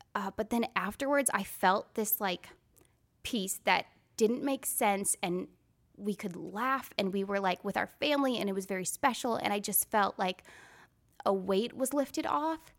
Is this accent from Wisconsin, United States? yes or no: yes; Wisconsin, United States; moved away as an adult; also born or lived in Nashville, Tennessee; now in Franklin, United States; I'm from Wisconsin